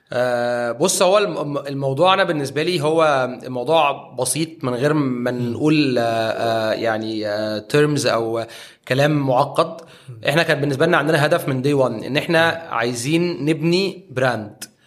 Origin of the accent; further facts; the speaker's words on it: Egypt; احنا عندنا في مصر